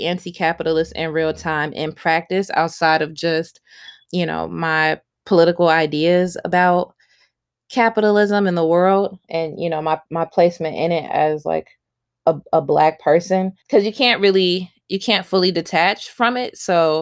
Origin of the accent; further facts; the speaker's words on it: United States; being an American